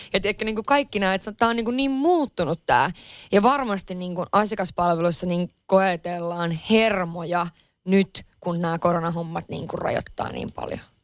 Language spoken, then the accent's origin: Finnish; Lapland, Finland; moved away; mä oon Lapissa kotoisin